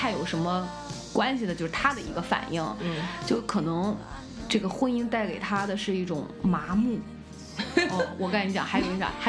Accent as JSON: {"language": "Chinese", "town": "Qingdao", "region": "Shandong", "country": "China", "accent": "Qingdao dialect", "said": "我们青岛话谦让不叫。"}